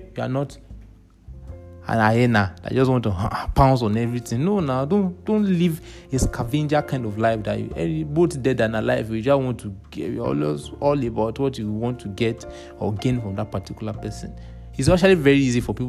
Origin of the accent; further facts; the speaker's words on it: Nigeria; being a Nigerian